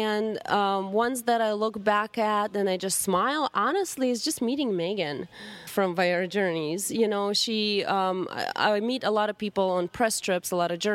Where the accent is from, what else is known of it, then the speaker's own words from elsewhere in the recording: Russia; English is a second language; moved away; growing up in Russia